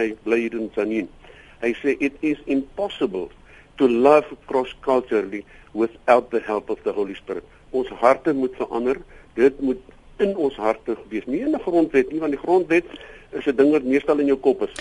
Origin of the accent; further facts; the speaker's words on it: South Africa; As ek moet praat as as Afrikaner